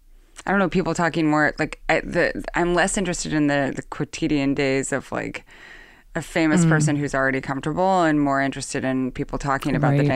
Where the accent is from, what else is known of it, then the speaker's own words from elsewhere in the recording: Lewiston, Idaho, United States; my hometown of Lewiston, Idaho.